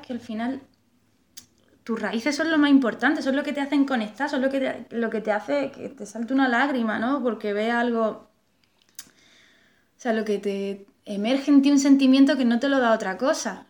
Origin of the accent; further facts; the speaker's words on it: Melilla, Spain; moved away as an adult; also born or lived in Málaga / Granada / Portugal; now in Madrid, Spain; Yo me crié, me crié en Melilla y... O sea, luego mm, fuimos a Málaga, pero yo era, yo era muy pequeña. Pero con 18 años salí, salí escopetada allí